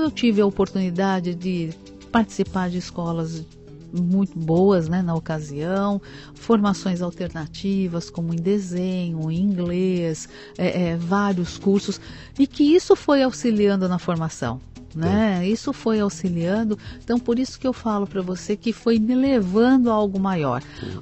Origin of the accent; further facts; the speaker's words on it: São Paulo, Brazil; Eu nasci em São Paulo.